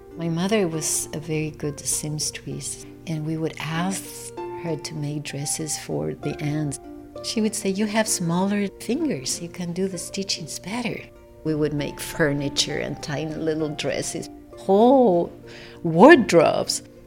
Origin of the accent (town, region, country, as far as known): Buenos Aires, Argentina; born or raised there